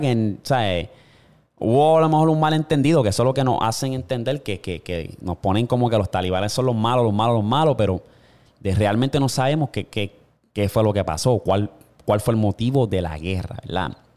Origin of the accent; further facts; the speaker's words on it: Puerto Rico; donde yo vivo, o sea, donde nací y me crié en Puerto Rico